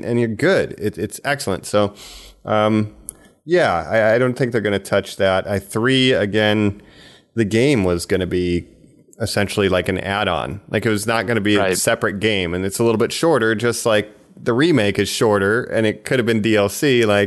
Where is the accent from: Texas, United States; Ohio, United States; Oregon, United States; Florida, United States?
Ohio, United States; Geauga County; I grew up in Geauga County, which, you know, and it means Raccoon County